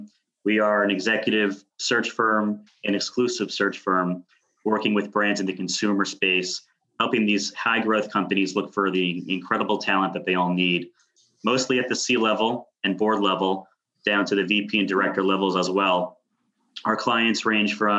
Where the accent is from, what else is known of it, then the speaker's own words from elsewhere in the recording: Westchester County, New York, United States; moved away as an adult; now in New York City, United States; I'm from Westchester County, New York. I live in the city with my beautiful wife and 19-month-old baby.